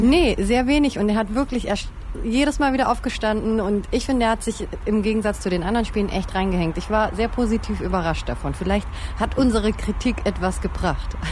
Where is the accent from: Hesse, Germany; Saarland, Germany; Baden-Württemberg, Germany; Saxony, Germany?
Baden-Württemberg, Germany; the Stuttgart area; Ich komme ja auch aus der Ecke